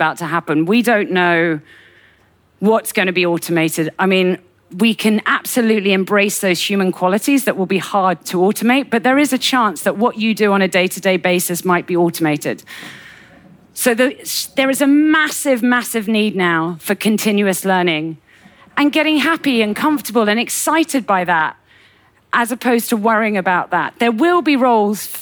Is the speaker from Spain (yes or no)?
no; United Kingdom; as a Brit